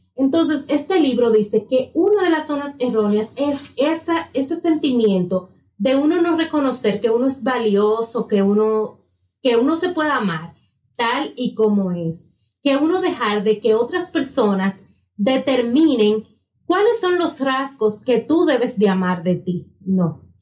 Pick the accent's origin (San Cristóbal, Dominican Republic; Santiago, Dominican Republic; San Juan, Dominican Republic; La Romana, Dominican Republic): La Romana, Dominican Republic; moved away as an adult; now in Santo Domingo, Dominican Republic; cuando yo viví en La Romana por 26 años de mi vida, luego tuve que venir a residir a Santo Domingo